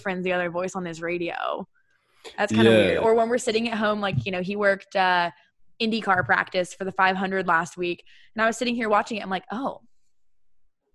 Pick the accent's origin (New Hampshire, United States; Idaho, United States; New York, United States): Idaho, United States; southern; I'm from southern Idaho